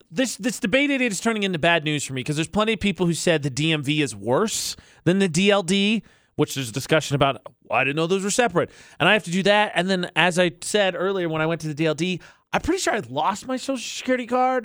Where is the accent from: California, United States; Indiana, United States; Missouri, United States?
Indiana, United States; moved away as an adult; now in Utah, United States; I'm from Indiana